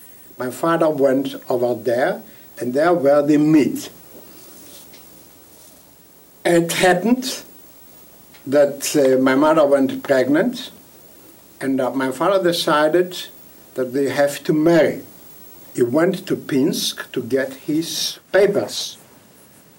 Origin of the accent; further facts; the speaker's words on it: Vilnius, Vilnius County, Lithuania; first language Yiddish; English is a second language; I was born in Vilna the 25th of May 1924.